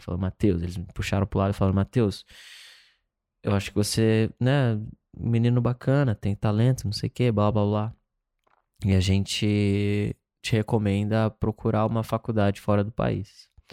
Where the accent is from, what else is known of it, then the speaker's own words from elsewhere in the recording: Campo Grande, Mato Grosso do Sul, Brazil; moved away as an adult; now in Los Angeles, United States; nasci em Campo Grande, Mato Grosso do Sul